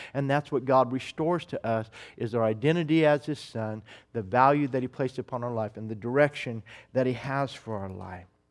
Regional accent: United States; as an American

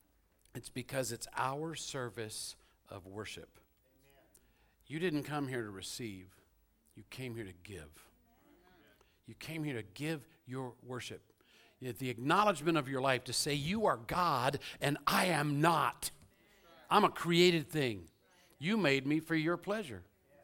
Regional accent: Louisville, Kentucky, United States; born there; I was born in Louisville, Kentucky. I was raised around the world, but my parents are from South Carolina and Georgia.

